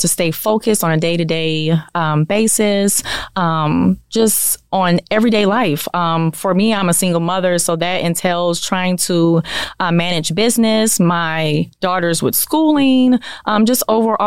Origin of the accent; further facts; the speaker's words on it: New Orleans, Louisiana, United States; now in St. Louis, United States; I am originally from New Orleans, Louisiana, but I currently live in St. Louis.